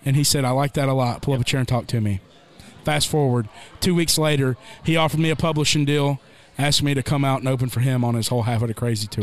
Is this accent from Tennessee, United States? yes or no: yes; Columbia, Tennessee, United States; I was working a city job for the city of Columbia back home in my hometown.